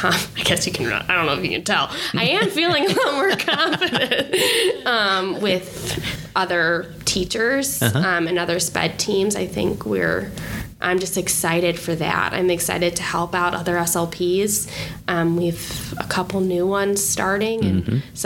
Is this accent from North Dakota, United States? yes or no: no; Chicago, Illinois, United States; moved away as an adult; also born or lived in Purdue (Indiana); now in Avon, United States; I'm from Illinois, from Chicago